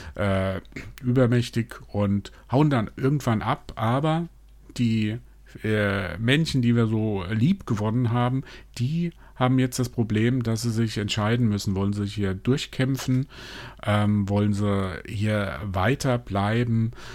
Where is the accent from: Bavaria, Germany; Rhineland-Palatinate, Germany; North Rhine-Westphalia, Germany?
Rhineland-Palatinate, Germany; Mainz; ich bin in Mainz groß geworden